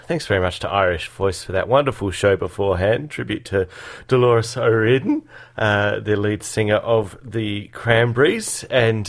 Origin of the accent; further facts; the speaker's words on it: Adelaide, South Australia, Australia; moved away; I grew up in Adelaide, in the Adelaide Hills